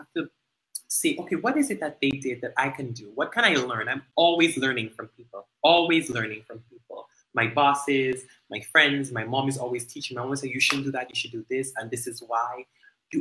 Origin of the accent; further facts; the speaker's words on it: Dominican Republic; growing up in Dominica